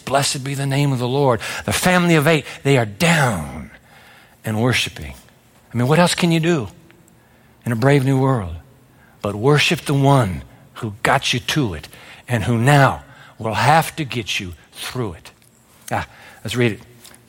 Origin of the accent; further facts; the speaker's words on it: Japan; born there; I was born in Japan after the atomic bomb in Hiroshima